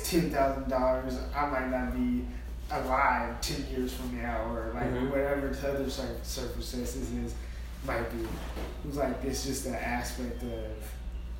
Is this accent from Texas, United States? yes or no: no; Portland, Oregon, United States; I grew up on Mississippi.